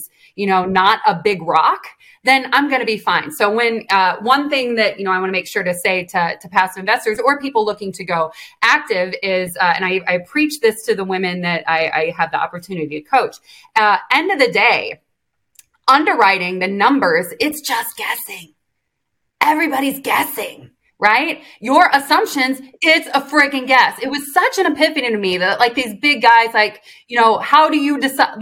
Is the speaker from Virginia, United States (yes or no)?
no; Illinois, United States; moved away as an adult; also born or lived in Georgia; I grew up in Illinois